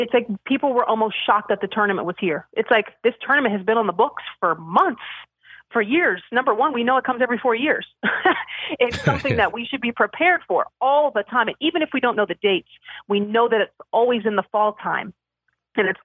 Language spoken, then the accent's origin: English; Northern Virginia, United States; I grew up in Northern Virginia